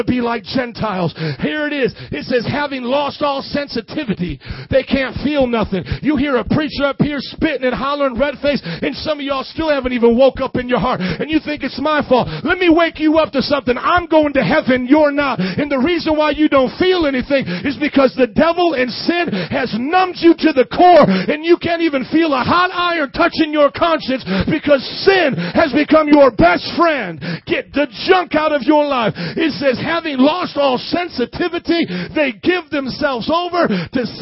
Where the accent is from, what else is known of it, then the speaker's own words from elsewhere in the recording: Midwest, United States; moved away; also born or lived in New Orleans; I grew up in the Midwest